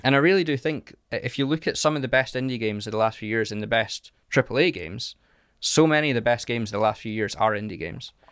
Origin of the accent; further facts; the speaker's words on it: Carnoustie, Scotland, United Kingdom; I grew up in a little place called Carnoustie